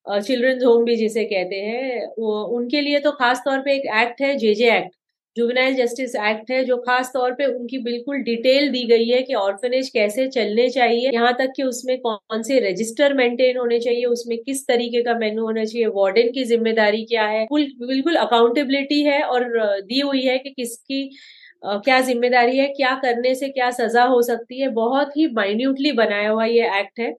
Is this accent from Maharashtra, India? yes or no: yes; Mumbai, Maharashtra, India; मेरा सबसे बिकॉज मैं बॉम्बे से आती हूँ तो मैं मैं कहूँगी मेरा सबसे फेवरेट खाना पाव भाजी